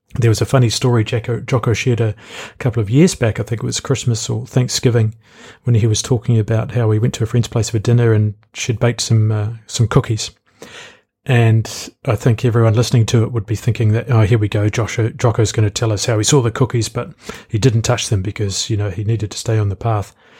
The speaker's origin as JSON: {"language": "English", "country": "New Zealand", "said": "I'm from New Zealand."}